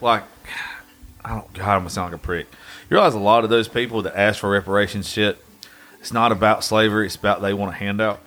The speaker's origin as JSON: {"language": "English", "area": "Dodge County", "region": "Georgia", "country": "United States", "said": "I'm from Dodge County"}